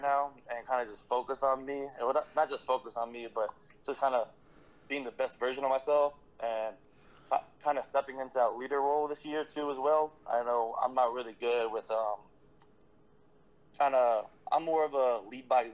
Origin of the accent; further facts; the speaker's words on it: New Jersey, United States; moved away; also born or lived in Miami, Florida; I'm originally from Jersey, so I have a couple family members still in Jersey